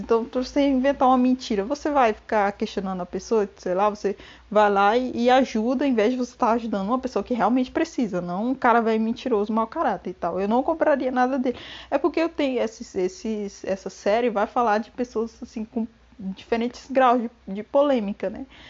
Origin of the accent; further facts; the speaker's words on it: Brazil; nós brasileiros podemos falar igual portugueses